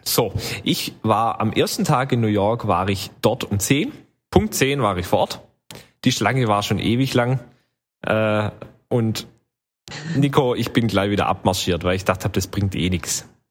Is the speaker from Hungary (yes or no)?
no; western Germany, Germany; bei uns im Westen